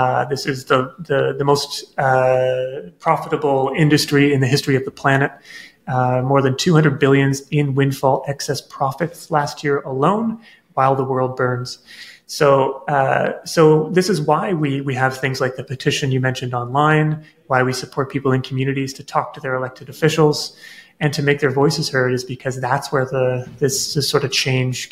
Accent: Nova Scotia, Canada; I grew up in Nova Scotia, where there are tidal rivers

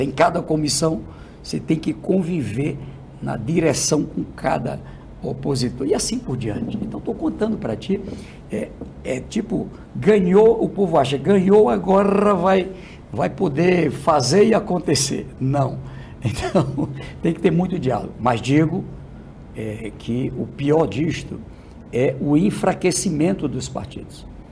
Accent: Northeast Region, Brazil; Eu sou do Nordeste

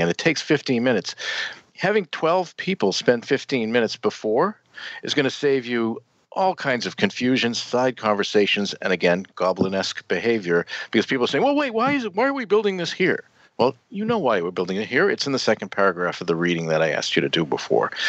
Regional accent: United States; also born or lived in Netherlands; As an American

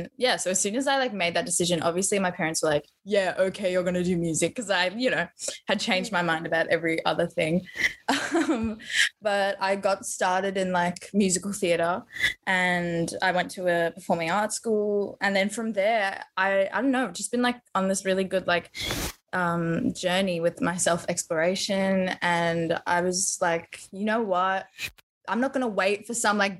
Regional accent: Melbourne, Victoria, Australia; I'm just a little brown girl from Melbourne

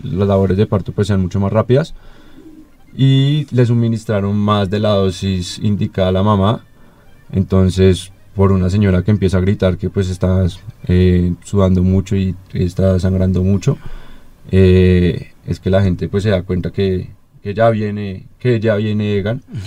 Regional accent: Colombia; para nosotros como colombianos

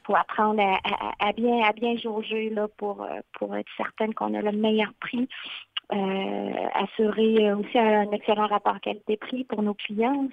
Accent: Shawinigan, Quebec, Canada; moved away as an adult; also born or lived in Mauricie/Maskinongé (Le Baluchon); originaire de Shawinigan, très fière aussi de mon patelin

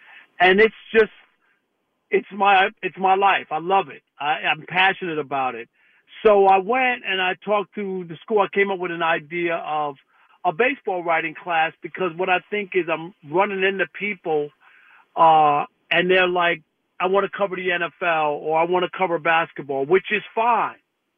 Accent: New York, United States; I grew up in New York as an Islanders fan when they won the 4 Stanley Cups.

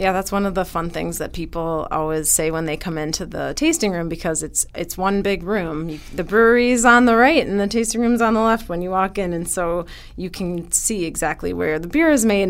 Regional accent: Wisconsin, United States; also born or lived in California; now in Madison, United States; we're both from Wisconsin

